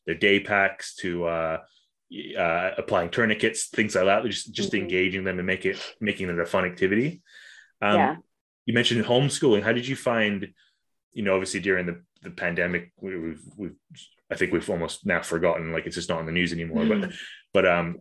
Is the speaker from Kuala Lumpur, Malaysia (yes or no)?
yes; Kuala Lumpur, Malaysia; moved away; I grew up in Kuala Lumpur, which is like just a concrete jungle basically.